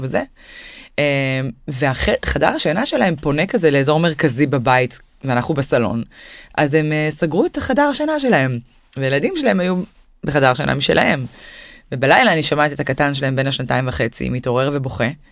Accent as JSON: {"language": "Hebrew", "country": "Israel", "said": "אנחנו ישראלים"}